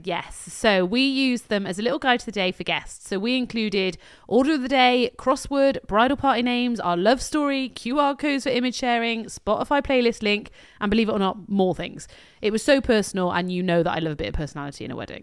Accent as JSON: {"language": "English", "country": "United Kingdom", "said": "we're British"}